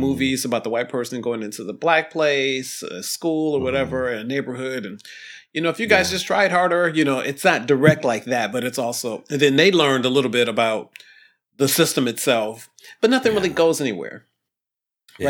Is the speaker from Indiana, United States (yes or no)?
no; Toledo, Ohio, United States; we were poor kids growing up in Ohio